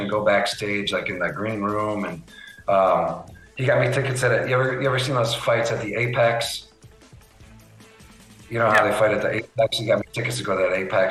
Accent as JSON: {"language": "English", "town": "Chicago", "region": "Illinois", "country": "United States", "tie": "born or raised there", "moved": "yes", "lives_now": "Las Vegas, United States", "said": "The ballpark was on 35th and Shield, so it's probably a mile and a half from where I grew up"}